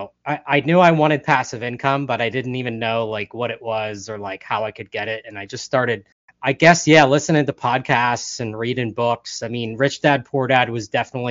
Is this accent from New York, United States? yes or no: no; Hershey, Pennsylvania, United States; born and raised in Hershey, Pennsylvania